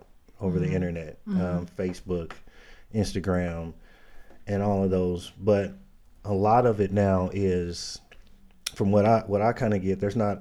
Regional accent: Indianapolis, Indiana, United States; born and raised in Indianapolis, raised in the inner city

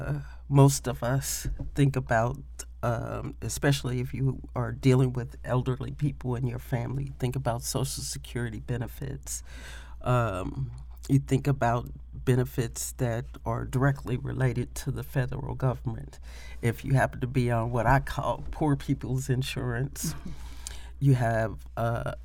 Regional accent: Indianapolis, Indiana, United States; I was born and raised in Indianapolis, Indiana

